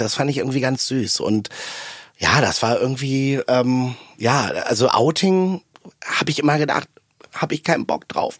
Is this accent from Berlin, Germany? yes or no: yes; outskirts of Berlin, Germany; Ich komme nach Hause an den Stadtrand von Berlin zu meinen Eltern